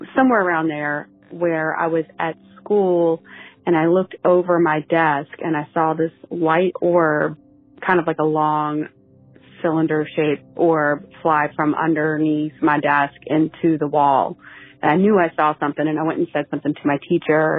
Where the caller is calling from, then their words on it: North Carolina, United States; I'm calling from North Carolina